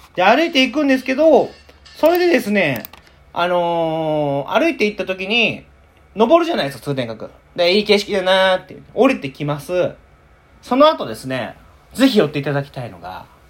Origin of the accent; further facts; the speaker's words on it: Nara, Japan; 奈良に生まれて、大阪もよく遊びに来たけど